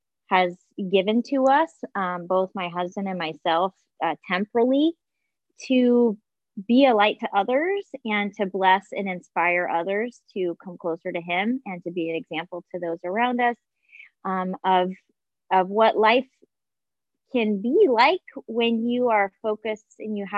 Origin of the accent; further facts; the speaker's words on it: Southwest, United States; also born or lived in Northeast; And so it was kind of scary, growing up in the Southwest, moving to the Northeast, relatively newlywed still, I was really young.